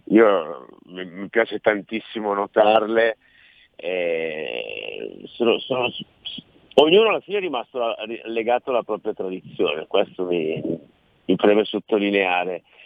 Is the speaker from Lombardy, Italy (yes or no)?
yes; Milan, Lombardy, Italy; accent: Milanese; also born or lived in Sciacca, Sicily; questo accento tradisce una parlata milanese